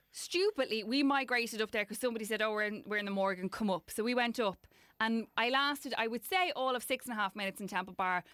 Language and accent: English; Ireland